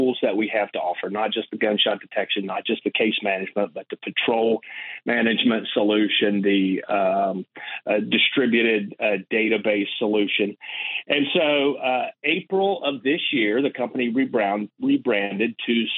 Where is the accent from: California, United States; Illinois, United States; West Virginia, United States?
West Virginia, United States; moved away; I was born and raised in West Virginia.